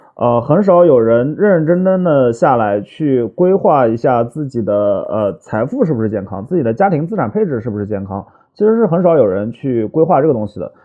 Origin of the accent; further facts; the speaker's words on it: China; 我们中国人对于理财这件事情，就是不那么的上心